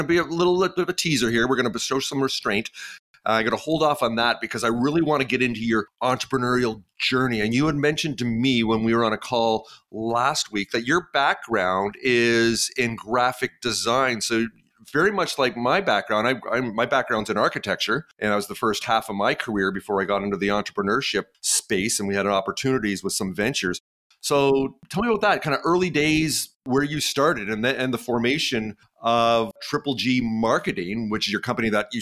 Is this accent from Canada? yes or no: yes; Canada; I'm Canadian